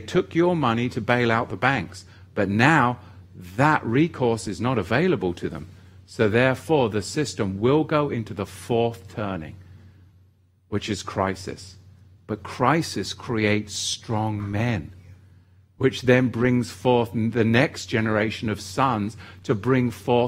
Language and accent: English; England, United Kingdom; growing up in England, the Church of England